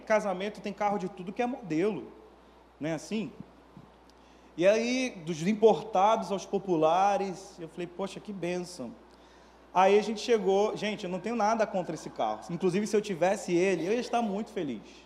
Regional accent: Manaus, Amazonas, Brazil; moved away as an adult; also born or lived in Belo Horizonte; now in Rio de Janeiro, Brazil; eu sou natural de Manaus

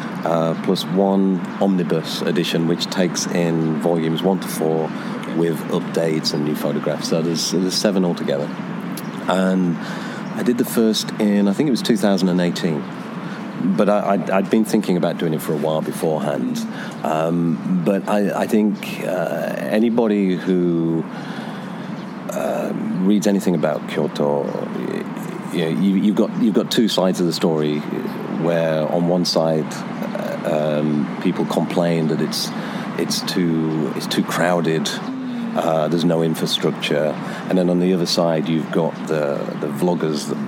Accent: Lincolnshire, East Midlands, United Kingdom; moved away as an adult; also born or lived in London, United Kingdom; now in Uji, Japan; I'm originally from the UK, born and raised in Lincolnshire, North England

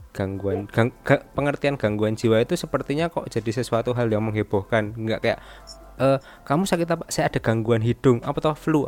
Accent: Surakarta, Central Java, Indonesia; Fendi ini adalah temanku waktu SMP di, di Solo

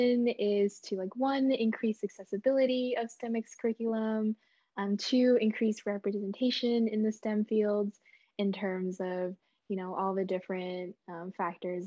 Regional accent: Bay Area, California, United States; I'm from Bay Area, California

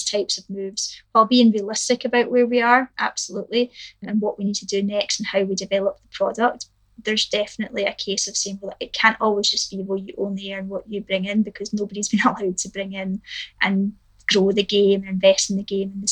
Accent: Scotland, United Kingdom; as a Scot

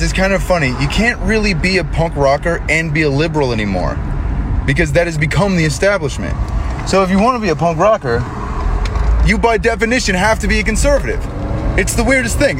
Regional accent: New York, United States; I grew up in New York

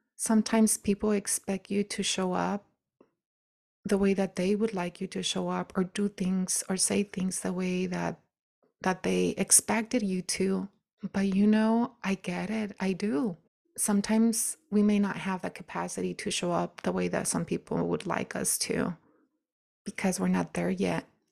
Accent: United States; I'm still an American woman.

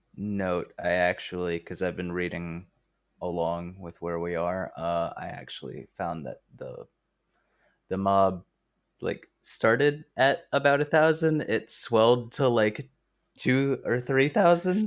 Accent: Georgia, United States; Logan and I are both Southerners. We're both from Georgia

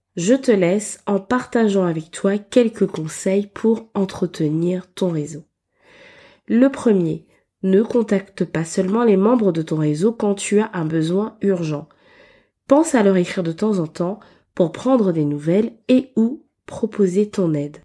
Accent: Gabon; j'ai beaucoup évolué pendant mon enfance au Gabon

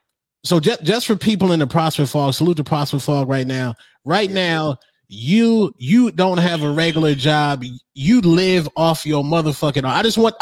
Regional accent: Phoenix, Arizona, United States; I grew up in Maryville, USA, which is the hood.

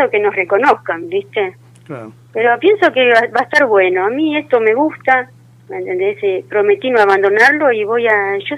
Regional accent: Monte Quemado, Santiago del Estero, Argentina; Yo soy de Monte

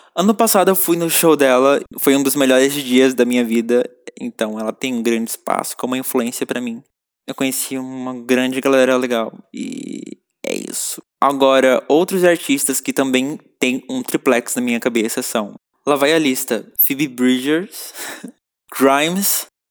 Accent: São Paulo, Brazil; Eu sou de São Paulo, nascido e criado

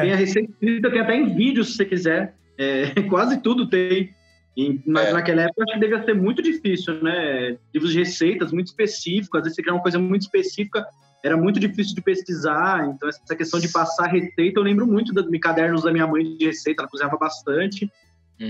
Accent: São Paulo, Brazil; also born or lived in Bahia; eu cresci na Bahia, né? Eu fiquei até os nove anos e meio, mais ou menos, na Bahia. Depois a gente foi para São Paulo

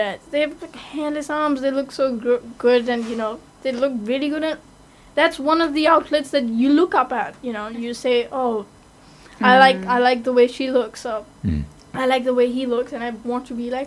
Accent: India; being an Indian

